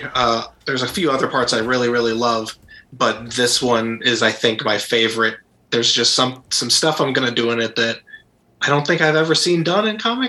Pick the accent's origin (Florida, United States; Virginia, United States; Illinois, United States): Illinois, United States; Waterloo; Born and raised in Waterloo, Illinois.